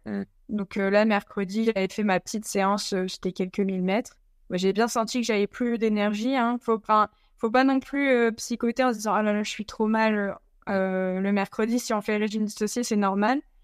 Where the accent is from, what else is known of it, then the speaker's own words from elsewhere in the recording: the North, Hauts-de-France, France; je viens, de, je du Nord